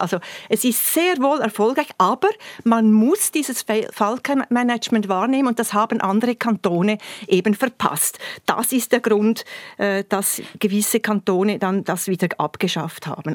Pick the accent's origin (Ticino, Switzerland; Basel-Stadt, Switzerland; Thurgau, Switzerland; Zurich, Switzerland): Thurgau, Switzerland; bei uns im Thurgau